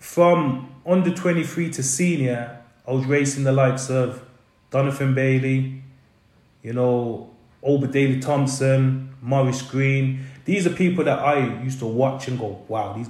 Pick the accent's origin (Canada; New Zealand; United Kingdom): United Kingdom; Birmingham, West Midlands; also born or lived in London; now in Wales, United Kingdom; how can you leave Birmingham and live in London for so long? And how can you live in London and then move to Wales?